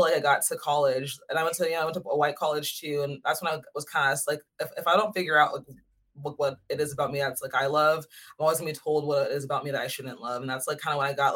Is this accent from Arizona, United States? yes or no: yes; Goodyear, Arizona, United States; now in Los Angeles, United States; I'm from Phoenix, but not really Phoenix. It's like a little bit outside of Phoenix. It's called Goodyear